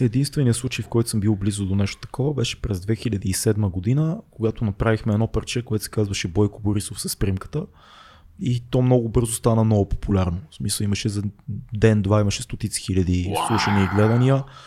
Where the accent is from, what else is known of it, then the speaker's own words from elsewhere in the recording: Sofia, Sofia City, Bulgaria; accent: Shop; also born or lived in Burgas; ще отговоря като шоп